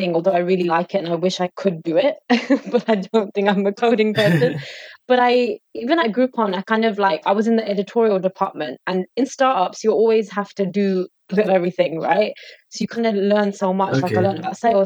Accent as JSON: {"language": "English", "region": "London", "country": "United Kingdom", "tie": "born or raised there", "said": "So I am an East Londoner at heart, just like yourselves. And I was born and raised in London"}